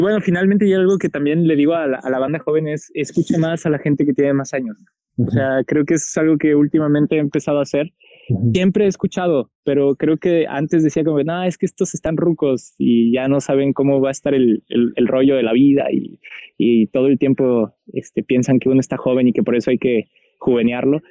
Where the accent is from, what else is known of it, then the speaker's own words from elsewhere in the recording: Guadalajara, Jalisco, Mexico; moved away; soy de Guadalajara